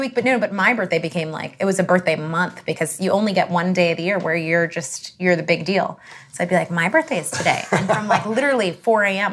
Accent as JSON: {"language": "English", "country": "Canada", "said": "I'm Canadian"}